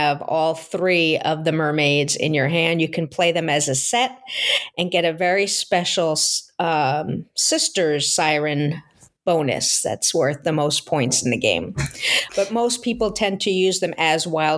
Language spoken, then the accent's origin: English; Long Island, New York, United States; also born or lived in Seattle area, Washington; now in Seattle, United States; I grew up on Long Island in New York